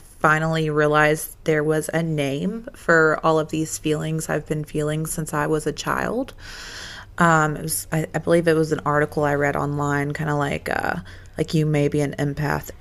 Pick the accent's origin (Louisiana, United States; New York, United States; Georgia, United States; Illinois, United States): Georgia, United States; Covington; we're basically from Covington, Georgia